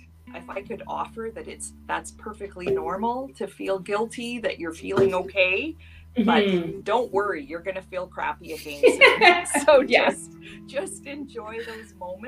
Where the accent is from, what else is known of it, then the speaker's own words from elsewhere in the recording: Duchess, Alberta, Canada; moved away as an adult; also born or lived in British Columbia; I grew up here in Dutchess. I left and moved to BC and raised my children there. And in 2014, I came back to Dutchess